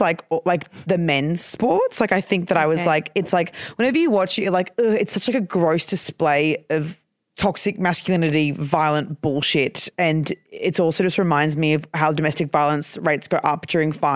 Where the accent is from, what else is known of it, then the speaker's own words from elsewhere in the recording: Brisbane, Queensland, Australia; moved away; I'm from Queensland